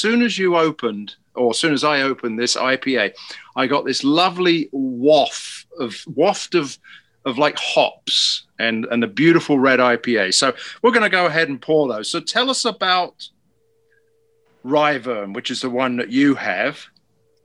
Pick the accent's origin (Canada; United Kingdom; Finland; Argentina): United Kingdom; moved away; I'm the Brit